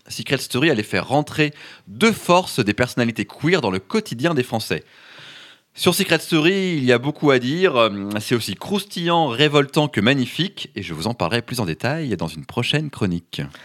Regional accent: France; chez nous en France

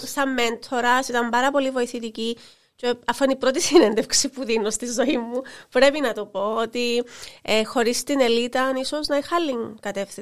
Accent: Larnaca, Larnaca District, Cyprus; also born or lived in New York, United States / London, United Kingdom; για την πόλη μου, για την πόλη και μαρχαία Λάρνακα

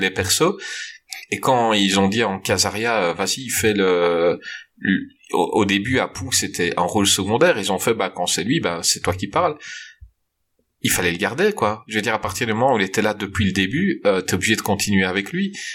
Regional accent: Belgium; je suis belge

